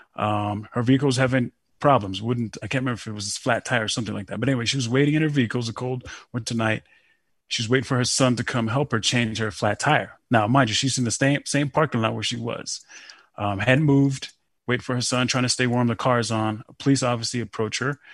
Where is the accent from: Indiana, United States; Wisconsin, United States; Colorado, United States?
Colorado, United States; Denver; moved away as an adult; now in Colorado Springs, United States; I'm from Denver and I live down in the Springs